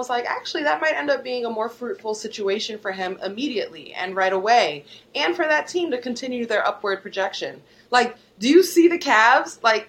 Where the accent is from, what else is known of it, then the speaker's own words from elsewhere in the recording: New York, United States; as a New Yorker